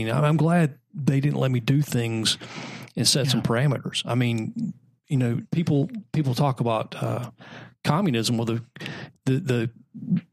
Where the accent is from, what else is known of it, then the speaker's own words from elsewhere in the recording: Anderson, South Carolina, United States; I'm from South Carolina. We didn't have TV